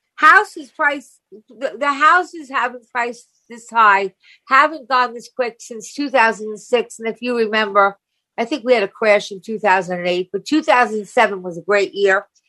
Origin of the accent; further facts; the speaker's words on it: Long Island, New York, United States; Long Island